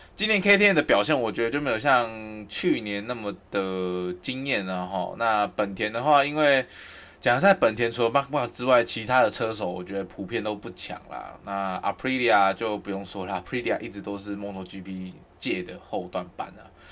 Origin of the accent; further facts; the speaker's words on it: Kaohsiung, Taiwan; now in Taipei, Taiwan; 因为我是高雄人